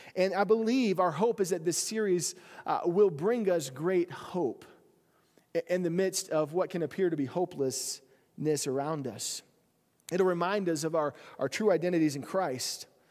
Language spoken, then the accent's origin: English; South Carolina, United States; moved away; growing up, I had this, this, uh, ditch bank down in our house in South Carolina